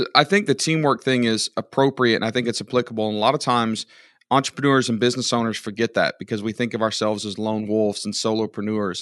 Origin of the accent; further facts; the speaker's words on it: United States; I'm an American